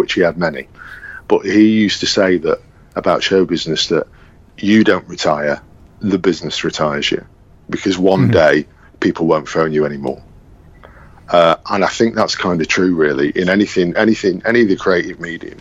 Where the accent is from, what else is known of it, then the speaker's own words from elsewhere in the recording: Manchester, North West England, United Kingdom; also born or lived in London; I'm this guy from Manchester